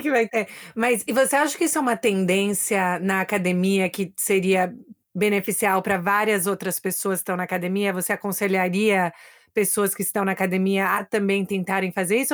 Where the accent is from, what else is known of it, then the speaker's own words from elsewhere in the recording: Brazil; now in United States; Eu também sou brasileira